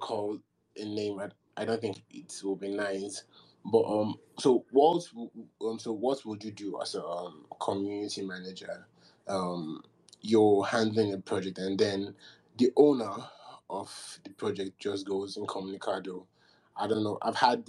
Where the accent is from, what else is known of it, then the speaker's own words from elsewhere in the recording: Nigeria; I'm Nigerian, and I've been in the crypto space for about since 2018.